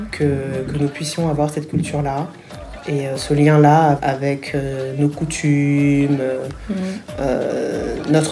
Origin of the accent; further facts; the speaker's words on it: Franconville, Île-de-France, France; moved away as an adult; also born or lived in Paris / Herblay, Val d'Oise; now in Abidjan, Côte d'Ivoire; mes parents ont déménagé pour Franconville, dans le Val d'Oise. Et donc, euh, j'ai passé une bonne partie de, mon enfance et de ma scolarité euh, là-bas, jusqu'au collège. Ensuite, euh, nous avons déménagé à Erani, toujours dans le Val d'Oise